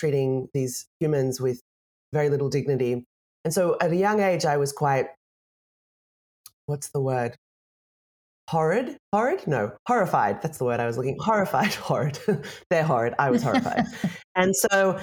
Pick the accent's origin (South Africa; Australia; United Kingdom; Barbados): Australia; moved away; I'm Australian. I don't live in Australia anymore, but I love Australia. I grew up there.